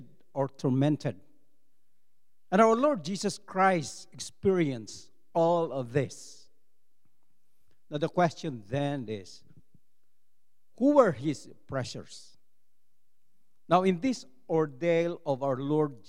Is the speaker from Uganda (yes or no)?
no; Philippines; English is a second language; as a Filipino